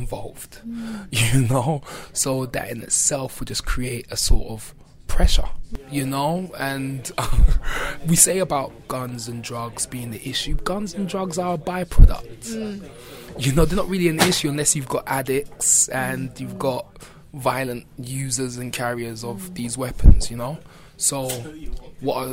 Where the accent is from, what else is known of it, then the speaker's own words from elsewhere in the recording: London, United Kingdom; growing up in Brixton